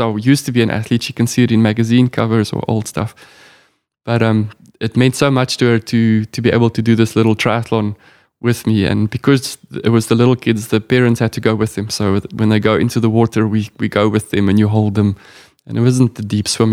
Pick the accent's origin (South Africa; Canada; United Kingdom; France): South Africa; being a South African